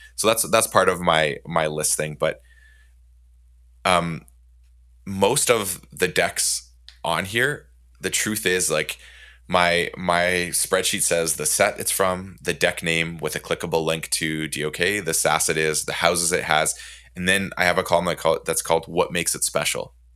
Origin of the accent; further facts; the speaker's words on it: Canada; I'm Canadian